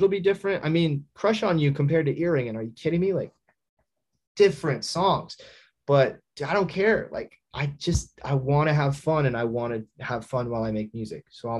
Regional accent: Midwest, United States; Like I'm from the Midwest, I'm not even cool, you know what I mean?

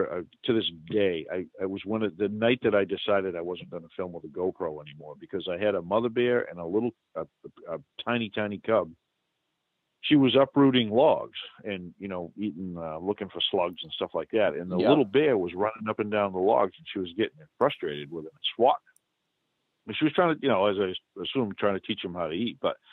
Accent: New England, United States; accent: New England; And it's a wicked, wicked good, that's my New England accent, wicked good

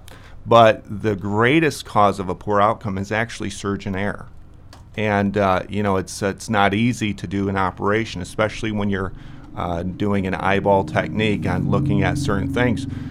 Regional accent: rural Michigan, United States; moved away as an adult; now in Brookings, United States; I'm from rural Michigan. That's where I grew up

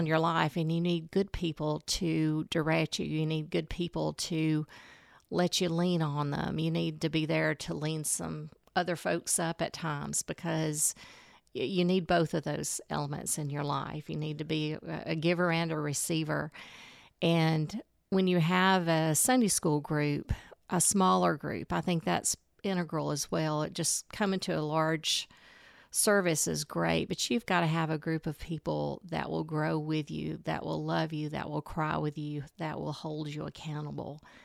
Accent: Alexandria, Alabama, United States; moved away as an adult; also born or lived in Mobile, Alabama / Atlanta, Georgia; now in Coleman; I grew up in Alexandria, Alabama. That's near Anniston, Gadsden area.

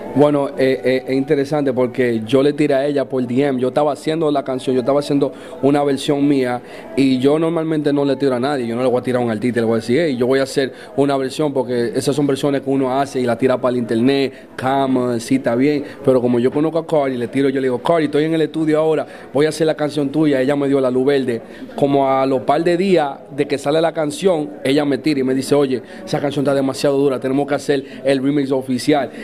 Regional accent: New York, United States; also born or lived in Dominican Republic; somos dos artistas influyentes que han salido de la ciudad de Nueva York, somos criollos, somos dominicanos

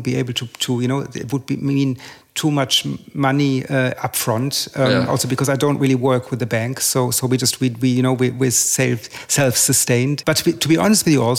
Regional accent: Germany; also born or lived in England; now in Paris, France; I was born in Germany, I studied in England, I live in Paris

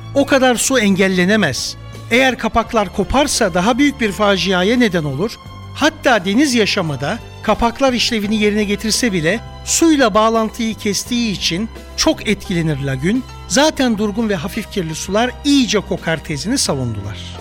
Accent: Samsun, Turkey; moved away; also born or lived in Istanbul / Nice; Samsun'da Karadenizimize 10 metre uzakta doğdum, onunla büyüdüm.

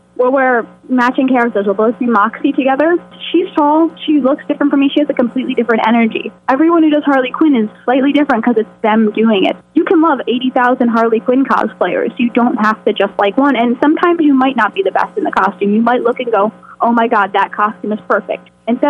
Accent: Scotland, United Kingdom; Why is there an E? Because I'm Scottish. That is actually the Isle of Skye.

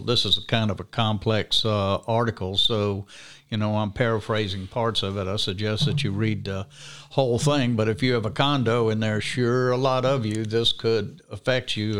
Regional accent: Alabama, United States; we don't have a God problem in Alabama

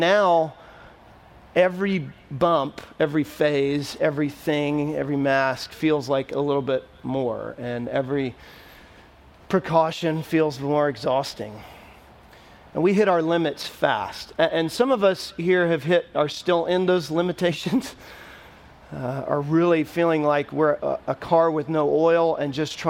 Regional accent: Texas, United States; now in Nashville, United States; when I was younger, growing up in Texas

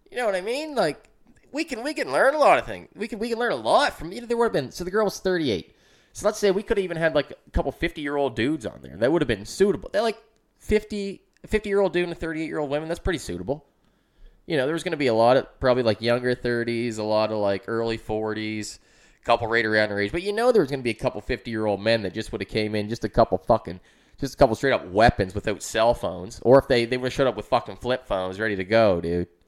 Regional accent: Amherst, United States; I grew up in Amherst

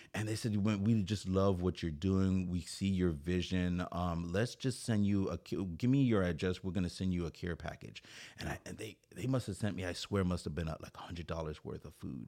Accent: Saint Croix, U.S. Virgin Islands; now in Oceanside, United States; I'm from Saint Croix. It's a fr-, it's an island in the U S territory. It's called, uh, Saint Croix in the United States Virgin Islands.

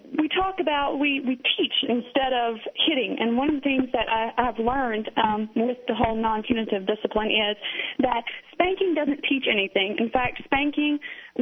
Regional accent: the South, United States; now in Tennessee, United States; I am, from the South. I was born and raised in the Bible Belt

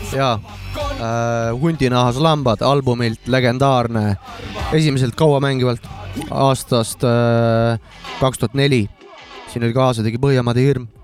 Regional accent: Estonia; me oleme ise eestlased

